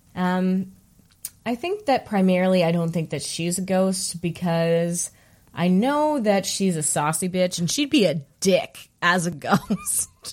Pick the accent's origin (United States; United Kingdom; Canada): Canada; Alberta; moved away; where I'm from Alberta and I live here now